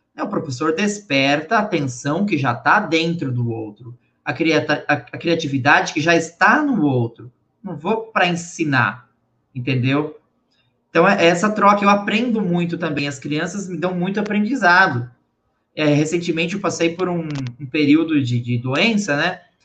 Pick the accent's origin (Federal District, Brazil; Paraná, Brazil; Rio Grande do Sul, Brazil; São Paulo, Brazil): Paraná, Brazil; Guaraniaçu; moved away; eu sou natural do interior do Paraná, cidade de Guaraniaçu.